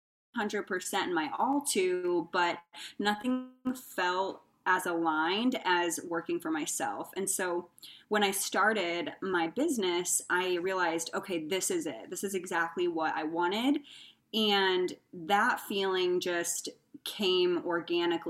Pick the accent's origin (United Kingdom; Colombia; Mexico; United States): United States; Indiana; moved away as an adult; also born or lived in Arizona / California; now in Phoenix, United States; I grew up in Indiana and then I decided I wanted more opportunity, came out to Arizona